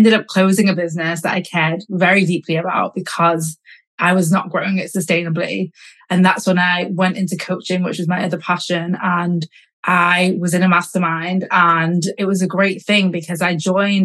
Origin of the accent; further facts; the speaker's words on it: Manchester, North West England, United Kingdom; moved away as an adult; also born or lived in London; I grew up in Manchester, but I studied in London and I worked in London.